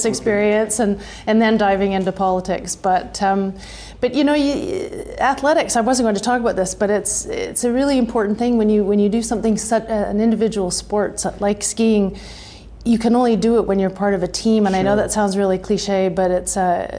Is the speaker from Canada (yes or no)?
yes; Canada; I'm Canadian